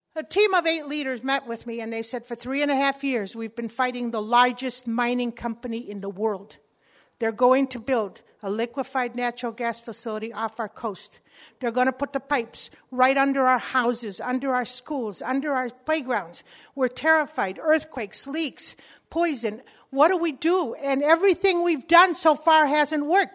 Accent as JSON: {"language": "English", "town": "Chicago", "region": "Illinois", "country": "United States", "tie": "born or raised there", "first_language": "Spanish", "second_language": "English", "said": "When I was a kid, I grew up in Chicago, and I was the only Spanish-speaking child in the whole neighborhood."}